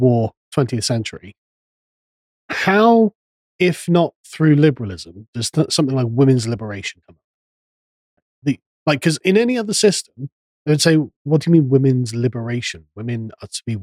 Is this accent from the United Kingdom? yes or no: yes; England, United Kingdom; I'm an Englishman